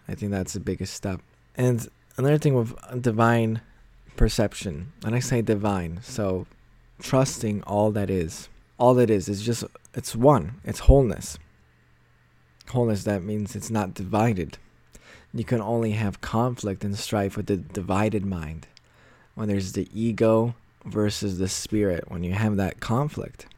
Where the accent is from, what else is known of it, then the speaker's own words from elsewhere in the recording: United States; moved away as an adult; now in Poland; I was born and raised in the States.